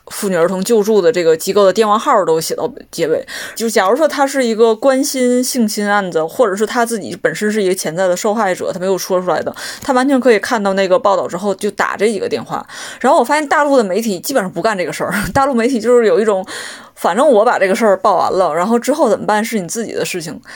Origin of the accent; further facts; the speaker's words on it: Liaoning, China; 我是辽宁人